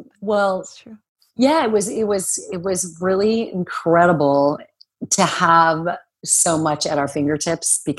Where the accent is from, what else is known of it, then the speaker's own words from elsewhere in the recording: Phoenix, Arizona, United States; moved away as an adult; also born or lived in New York; I grew up in Arizona and it's a little bit of a sleepy town in Phoenix